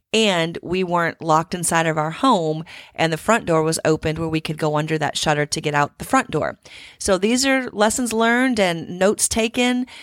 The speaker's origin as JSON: {"language": "English", "region": "Midwest", "country": "United States", "tie": "born or raised there", "moved": "yes", "lives_now": "Houston, United States", "said": "growing up in the Midwest"}